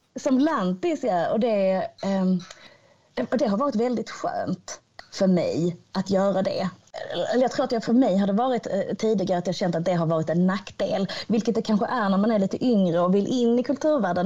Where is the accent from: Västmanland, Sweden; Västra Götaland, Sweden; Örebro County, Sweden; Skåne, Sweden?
Skåne, Sweden; Hör; platsen där jag växte upp, eh, platsen där jag kommer ifrån